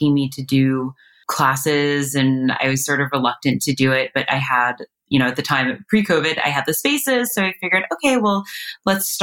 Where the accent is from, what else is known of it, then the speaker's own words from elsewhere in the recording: East Coast, United States; moved away as an adult; now in Los Angeles, United States; I'm originally from the East Coast.